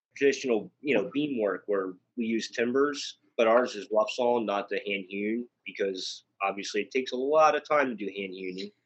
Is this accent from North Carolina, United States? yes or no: no; Bechtelsville, Pennsylvania, United States; I grew up in Bechtelsville